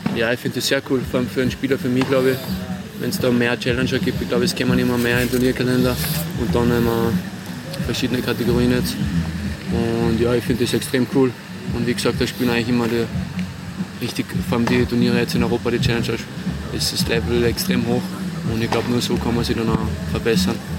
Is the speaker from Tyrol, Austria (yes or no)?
no; Salzburg, Austria; in Salzburg, in meiner Heimat